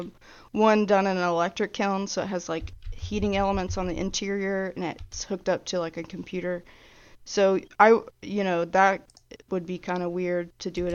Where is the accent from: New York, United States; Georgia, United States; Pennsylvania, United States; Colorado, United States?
Georgia, United States; now in Alabama, United States; I'm from Georgia